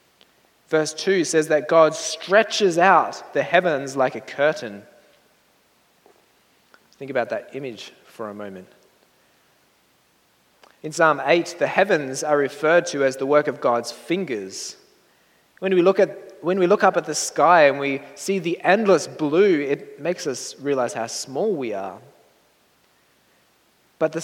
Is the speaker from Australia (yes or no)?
yes; Australia; moved away; my hometown in Australia